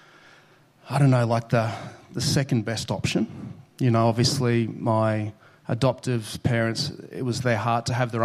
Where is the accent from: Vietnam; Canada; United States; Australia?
Australia; Brisbane, Queensland; I was born in Brisbane, north of Brisbane, to a teenage mum